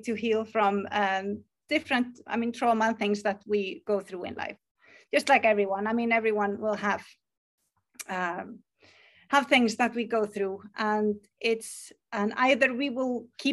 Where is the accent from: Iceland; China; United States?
Iceland; English is a second language; I am from Iceland